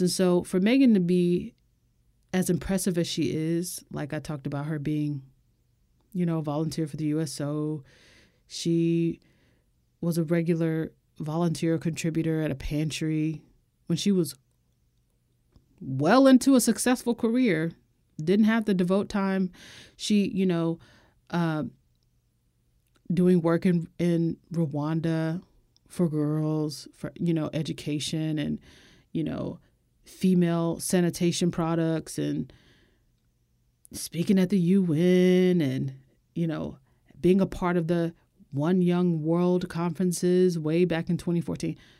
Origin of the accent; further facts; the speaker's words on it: United States; as an American